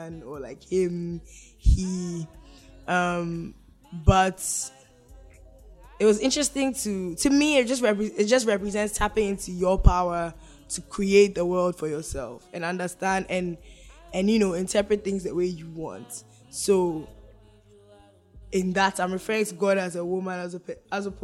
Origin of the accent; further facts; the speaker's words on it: Ghana; moved away; I grew up in Ghana